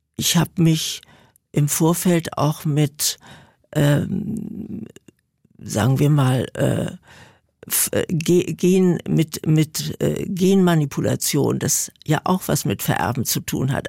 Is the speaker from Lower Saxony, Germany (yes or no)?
no; Berlin, Germany; ich komme ja aus Berlin